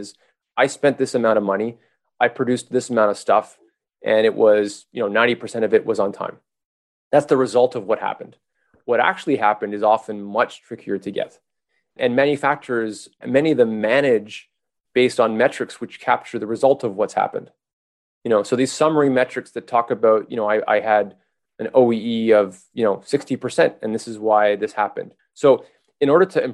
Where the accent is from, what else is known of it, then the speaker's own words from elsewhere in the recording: Montreal, Quebec, Canada; I'm from Montreal